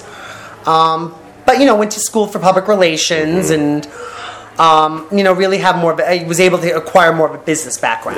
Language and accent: English; New York, United States; moved away as an adult; now in California, United States; we are, both New Yorkers